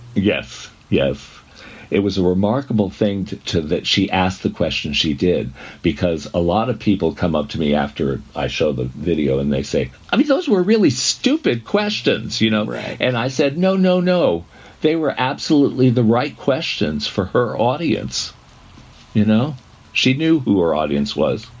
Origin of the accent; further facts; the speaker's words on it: New England, United States; I'm from New England.